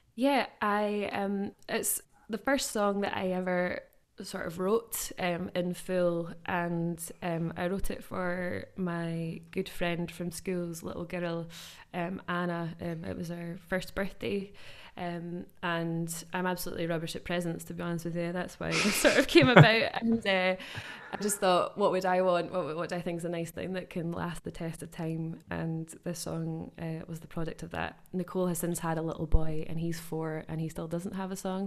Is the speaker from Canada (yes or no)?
no; West Lothian, Scotland, United Kingdom; I grew up in West Lothian